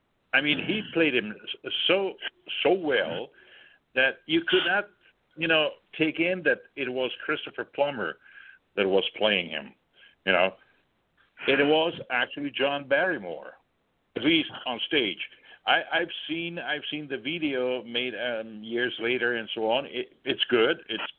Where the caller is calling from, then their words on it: Switzerland; Yes, I am calling from Switzerland.